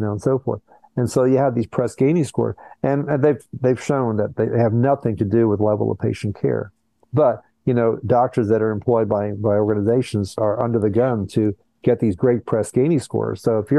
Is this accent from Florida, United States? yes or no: yes; Miami, Florida, United States; also born or lived in Colombia / Brazil; I was all over the place. I was born in Colombia, South America. I grew up half in Brazil, half in the U.S. Miami is my hometown. So when I think of my hometown, it's Miami.